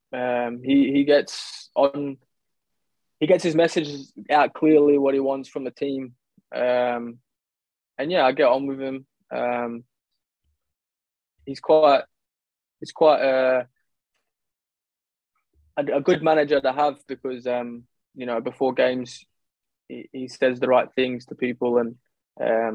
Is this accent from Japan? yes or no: no; Australia; accent: Australian; moved away as an adult; also born or lived in Canberra, Australia / Gold Coast, Australia; now in London, United Kingdom; I grew up in Canberra because my sister was at the AIS. And then when she stopped, my mum and I moved back to the Gold Coast